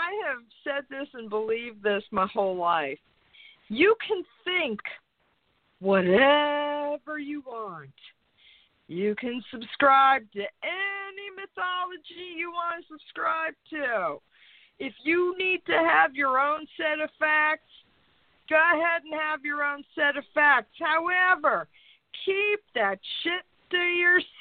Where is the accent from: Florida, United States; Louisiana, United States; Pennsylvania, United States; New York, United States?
New York, United States; moved away; I love New York. I still identify as a New Yorker